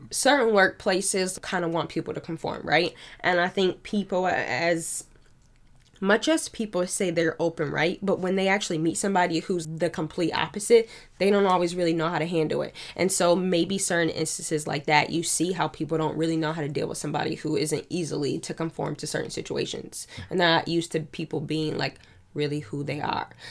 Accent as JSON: {"language": "English", "town": "Niagara Falls", "region": "New York", "country": "United States", "moved": "yes", "lives_now": "Buffalo, United States", "said": "I'm not from Buffalo. I'm from Niagara Falls"}